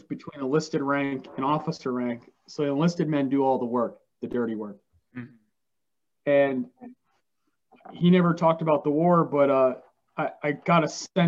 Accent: Poughkeepsie, New York, United States; I'm from Kipsey, New York

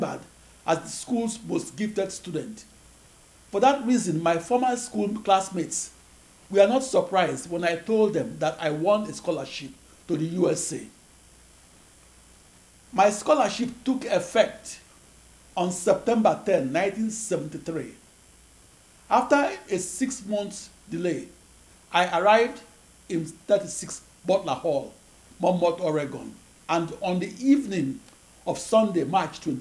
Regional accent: Nigeria; moved away as an adult; also born or lived in Akure, Nigeria / Sapele, Nigeria; I was born on August 23, 1954, in Akure, in the western region of the British West African colony of Nigeria. In January 1960, and at age 5, I enrolled in first grade in St. Patrick's Primary School, Sapele, Nigeria.

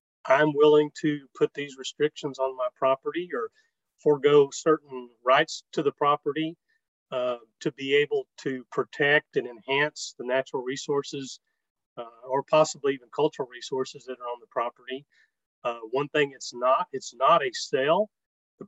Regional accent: South Texas, United States; I was born in South Texas, raised on my grandfather's ranch

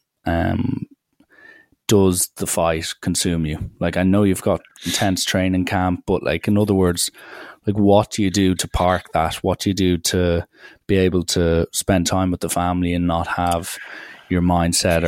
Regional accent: Ireland; me being Irish

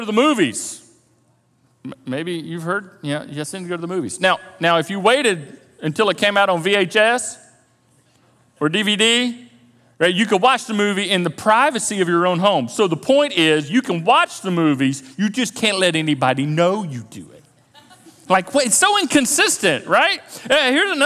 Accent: the South, United States; a Christian culture and religious culture growing up in the South

